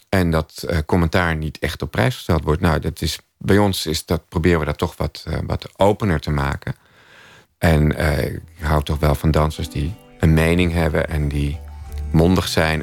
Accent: Amstelveen, North Holland, Netherlands; in Amstelveen waar, waar ik opgroeide

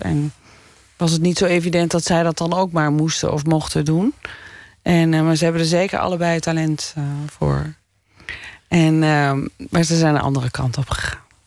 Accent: Doetinchem, Gelderland, Netherlands; also born or lived in Winterswijk; ik ben in Menswijk geboren en daarna naar Doetinchem verhuisd

